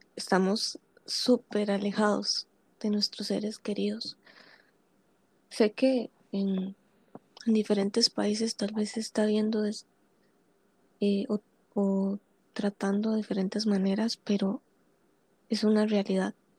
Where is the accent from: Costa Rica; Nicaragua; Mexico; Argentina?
Costa Rica; yo soy costarricense